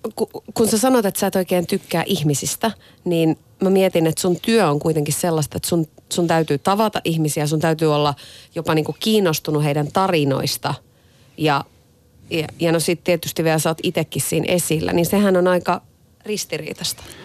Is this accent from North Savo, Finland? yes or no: yes; Iisalmi, North Savo, Finland; oon Iisalmesta kotoisin